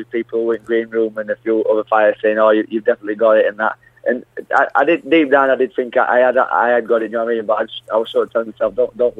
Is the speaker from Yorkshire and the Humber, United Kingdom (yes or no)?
yes; Yorkshire and the Humber, United Kingdom; I'm a Yorkshire lad, and London's not my hometown